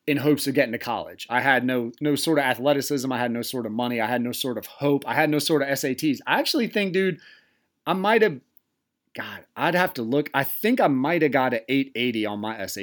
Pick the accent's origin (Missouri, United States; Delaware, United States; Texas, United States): Delaware, United States; Tall Pines trailer park, near Cool Springs and Belltown; I grew up in a trailer park right across from Cool Springs. It butted up to Belltown. It was Tall Pines